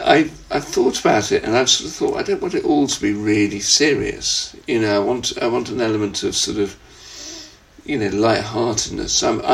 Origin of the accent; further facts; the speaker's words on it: the Wirral, North West England, United Kingdom; moved away as an adult; also born or lived in Lake District; now in South of England, United Kingdom; I grew up on the Wirral in the northwest